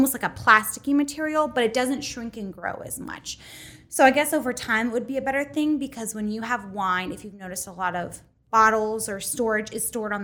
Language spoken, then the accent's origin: English; Youngstown, Ohio, United States; I'm an Italian girl from Youngstown